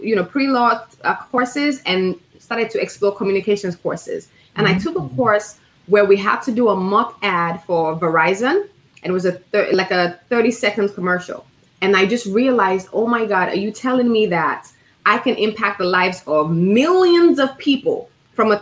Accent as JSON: {"language": "English", "country": "Nigeria", "tie": "born or raised there", "also_born_or_lived": "Chicago, United States", "said": "I was born in Chicago, raised in Nigeria"}